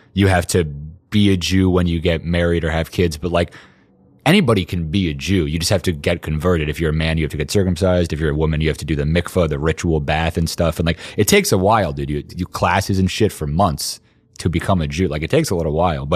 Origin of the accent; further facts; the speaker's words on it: New York City, New York, United States; I was born in Brooklyn like a year after they moved here